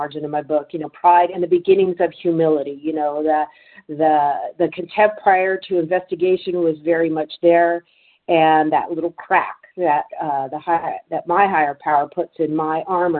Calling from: Santa Clara, California, United States; I'm calling from Northern California, Santa Clara, California

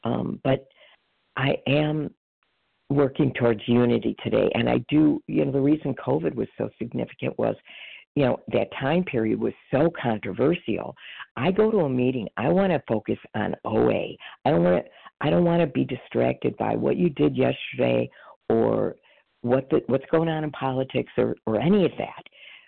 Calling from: Chicago, Illinois, United States; …, recovered in Illinois, Chicago area.

